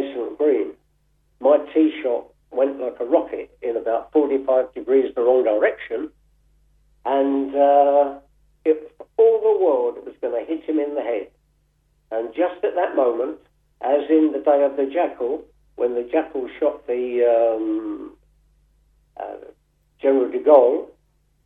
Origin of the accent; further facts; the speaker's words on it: Gravesend, South East England, United Kingdom; my hometown, Gravesend